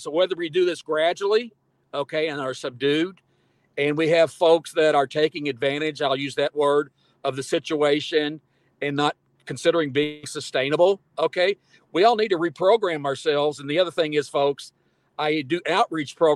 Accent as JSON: {"language": "English", "region": "Kentucky", "country": "United States", "tie": "born or raised there", "said": "when I grew up in Kentucky"}